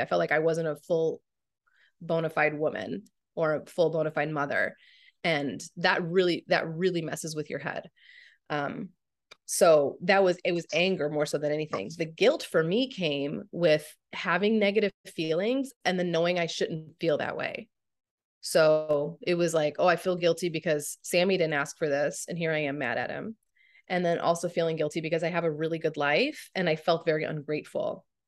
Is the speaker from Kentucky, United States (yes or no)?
no; St. Louis, Missouri, United States; moved away as an adult; now in Phoenix, United States; I grew up in Saint Louis